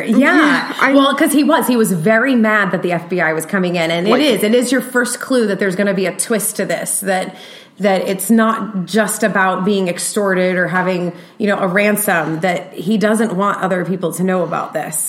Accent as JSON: {"language": "English", "region": "Georgia", "country": "United States", "said": "I'm from Georgia"}